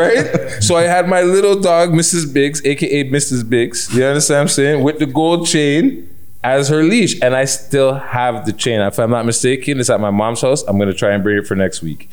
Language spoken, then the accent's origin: English; Toronto, Ontario, Canada; as a Jamaican Canadian